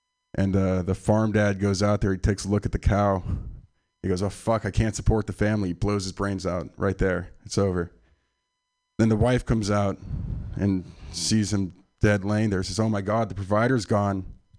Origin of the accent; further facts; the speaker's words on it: San Francisco, California, United States; I'm from San Francisco. This is my my hometown, from the Sunset District.